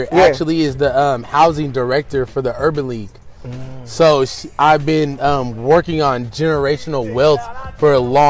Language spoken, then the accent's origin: English; Seattle, Washington, United States; Born and raised in Seattle. I went to Rainier Beach High School.